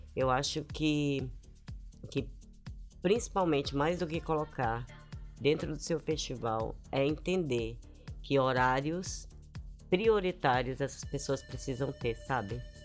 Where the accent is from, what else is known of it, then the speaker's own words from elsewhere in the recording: Brasília, Federal District, Brazil; moved away; eu também venho de Brasília e eu também venho dessa cena.